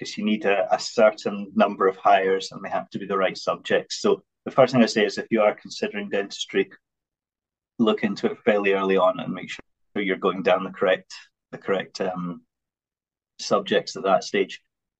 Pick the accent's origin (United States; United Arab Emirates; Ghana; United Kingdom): United Kingdom; England; now in Scotland; I grew up in England actually when I was a very small.